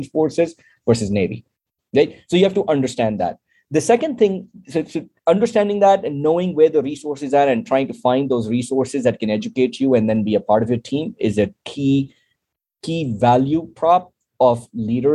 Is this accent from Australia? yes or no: no; Pakistan; now in United States; to be a Pakistani as well as an American citizen